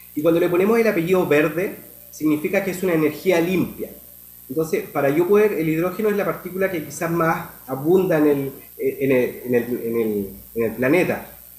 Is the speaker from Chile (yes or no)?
yes; Chile; moved away as an adult; now in Panama; nosotros acá como, como chilenos